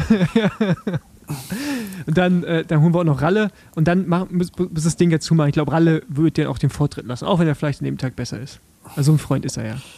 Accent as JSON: {"language": "German", "region": "East Germany", "country": "Germany", "said": "ich als Ostdeutsche"}